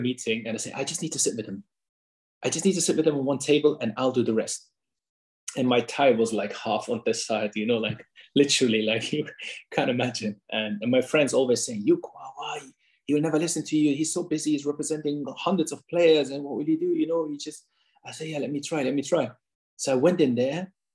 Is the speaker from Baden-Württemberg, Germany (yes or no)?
no; Hanover, Lower Saxony, Germany; English is a second language; moved away as an adult; also born or lived in Osnabrück, Germany; now in London, United Kingdom; in Hanover, my hometown.